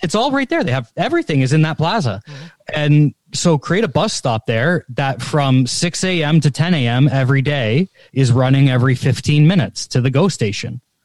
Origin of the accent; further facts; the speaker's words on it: Canada; this is where my Canadianism comes out